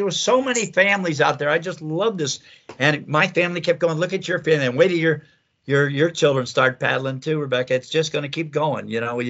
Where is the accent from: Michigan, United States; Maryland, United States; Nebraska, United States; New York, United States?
Michigan, United States; Menominee; I said, Tim, I thought, yeah, I'm from Menominee.